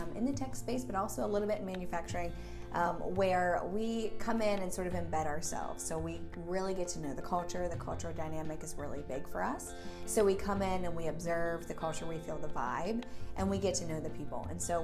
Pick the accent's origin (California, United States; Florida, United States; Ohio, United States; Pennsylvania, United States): Pennsylvania, United States; Pittsburgh; I'm actually from the Pittsburgh area as well.